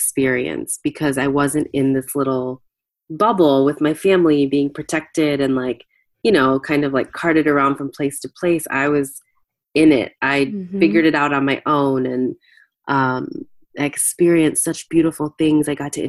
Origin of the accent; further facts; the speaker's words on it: United States; I was born in the U.S. My parents were immigrants